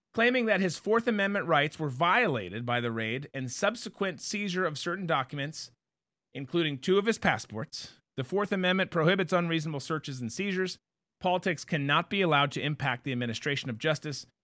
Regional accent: Minnesota, United States; growing up in Minnesota

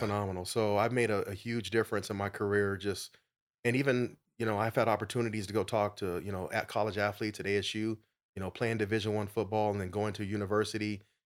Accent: Phoenix, Arizona, United States; I'm a native of Arizona, grew up in South Phoenix

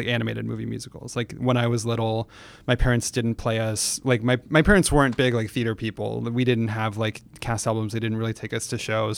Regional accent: San Francisco, California, United States; I grew up in San Francisco

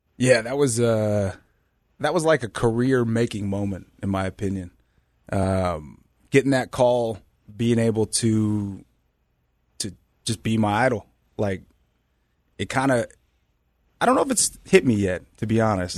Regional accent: Bay Area, California, United States; born and raised in the Bay Area

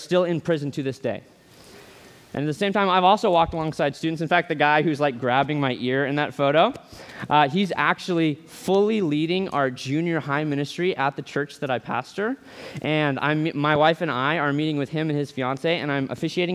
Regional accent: Boise, Idaho, United States; I'm from Boise.

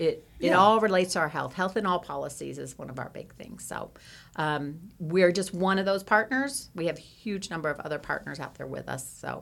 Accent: New Jersey, United States; now in Kansas, United States; I'm not originally from Kansas. I have been here almost 21 years, but I am from originally New Jersey, and no, I don't have the accent because I traveled quite a bit around, and I'm also from South Jersey

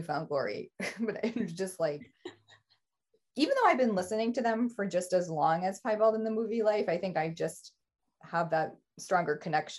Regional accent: Florida, United States; We're from Florida, but this like

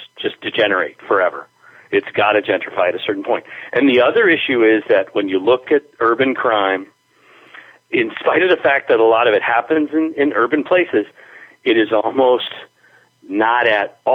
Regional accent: Springfield, Massachusetts, United States; also born or lived in Spain; I like living in my hometown, in the downtown

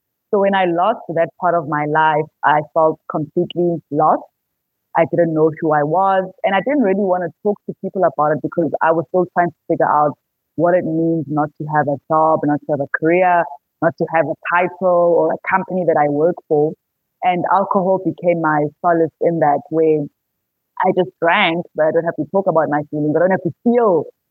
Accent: Pietermaritzburg, KwaZulu-Natal, South Africa; also born or lived in Johannesburg; I am from Pietermaritzburg in KZN. That's where I live

